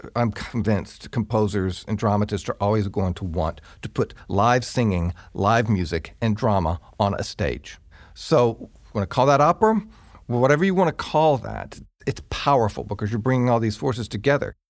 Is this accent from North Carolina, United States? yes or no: yes; rural eastern North Carolina, United States; I'm from eastern North Carolina, rural eastern North Carolina